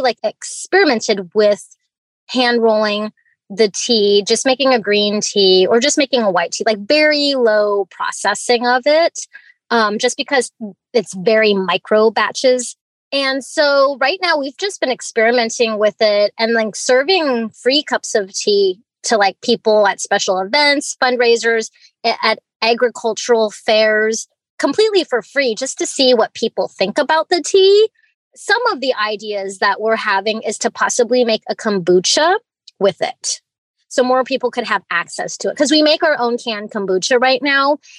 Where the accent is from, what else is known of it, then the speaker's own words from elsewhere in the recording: Fairbanks, Alaska, United States; also born or lived in Hong Kong; I was born in Hong Kong and I was raised in Fairbanks, Alaska here.